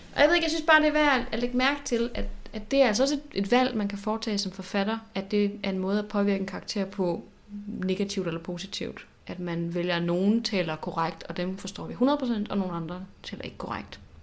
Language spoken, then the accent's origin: Danish; Southern Jutland, Southern Denmark, Denmark; er jeg jo selv fra Sønderland